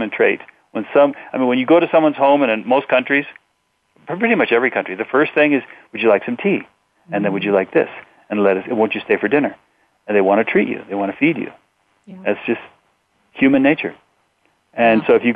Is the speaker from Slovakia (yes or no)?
no; Mexico; I grew up in Mexico